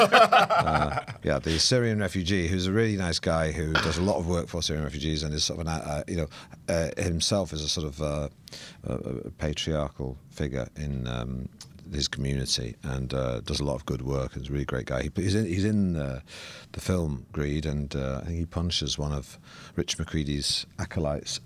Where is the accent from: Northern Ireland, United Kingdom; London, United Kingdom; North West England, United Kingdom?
North West England, United Kingdom; Manchester; I grew up in Manchester